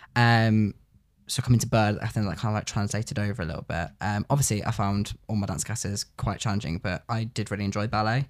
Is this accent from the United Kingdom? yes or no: yes; Coventry, West Midlands, United Kingdom; I'm from Coventry.